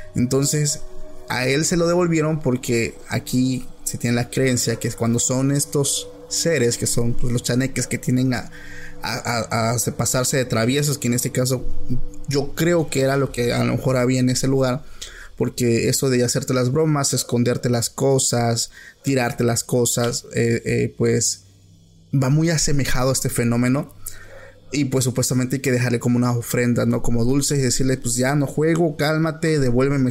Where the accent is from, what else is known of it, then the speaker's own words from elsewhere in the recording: Oaxaca, Mexico; yo soy de Oaxaca